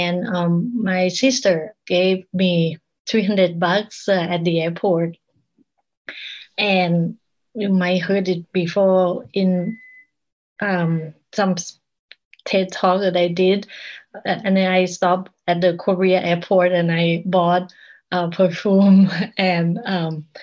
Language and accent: English; Bangkok, Thailand; English is a second language; moved away as an adult; now in Portland, United States; I grew up in Bangkok